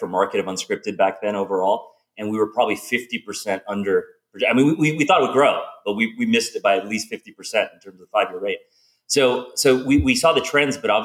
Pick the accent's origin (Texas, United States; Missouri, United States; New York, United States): Texas, United States; Houston; I grew up in Houston in Texas